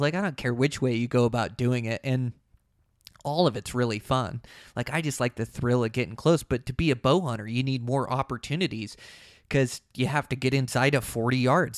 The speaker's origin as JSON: {"language": "English", "region": "Montana", "country": "United States", "tie": "born or raised there", "said": "in my home state of Montana"}